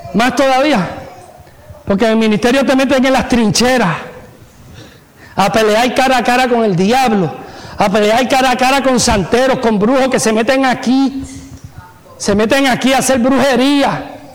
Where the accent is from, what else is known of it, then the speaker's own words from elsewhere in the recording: Puerto Rico; me crié en Puerto Rico